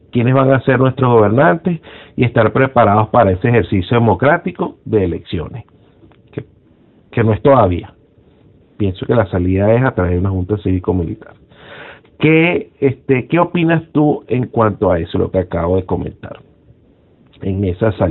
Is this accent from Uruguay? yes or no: no; Venezuela; lo único que nos une a nosotros, que somos, somos venezolanos y queremos lo mejor para Venezuela.